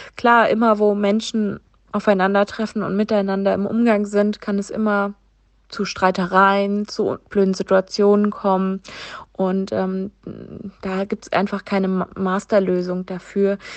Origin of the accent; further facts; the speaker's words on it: Vogelsberg district, Hesse, Germany; Ich komme aus dem Vogelsbergkreis in Hessen